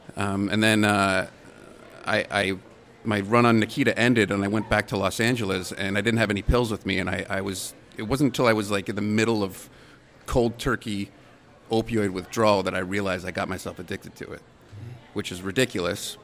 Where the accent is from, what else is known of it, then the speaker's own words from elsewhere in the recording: Canada; being a Canadian actor